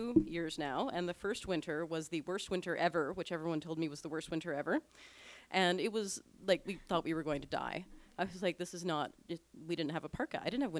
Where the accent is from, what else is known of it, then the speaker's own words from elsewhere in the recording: Ontario, Canada; accent: Ontarian; now in Edmonton, Canada; Apparently I have an Ontarian accent, I've been told a couple of times.